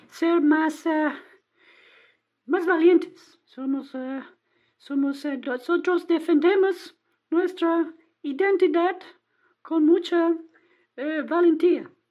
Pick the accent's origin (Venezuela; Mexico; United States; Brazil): United States; Texas; Spanish is a second language; Yo no, no, no, no, no New York. Yo soy de Texas. Yo, ah, soy de sí, una pequeña ciudad de Texas.